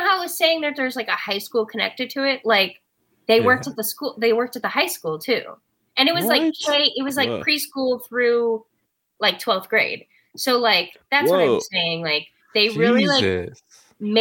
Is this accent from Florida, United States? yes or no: yes; Tampa, Florida, United States; I'm from Tampa